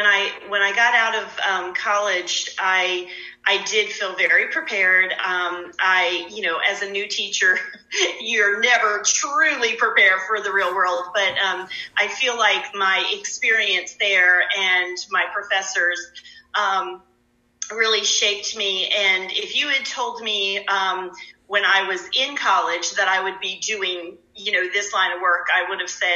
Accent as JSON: {"language": "English", "region": "Delaware", "country": "United States", "moved": "as an adult", "said": "I'm from Delaware"}